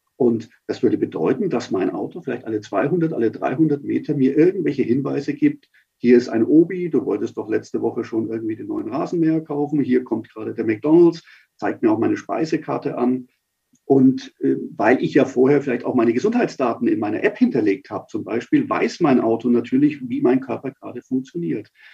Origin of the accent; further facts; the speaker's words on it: Nuremberg, Bavaria, Germany; now in Munich, Germany; ich bin als Nürnberger